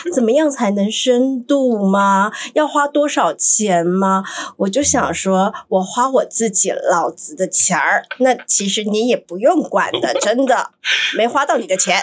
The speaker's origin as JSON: {"language": "Chinese", "country": "Taiwan", "said": "就像你看我们台湾人很喜欢排队"}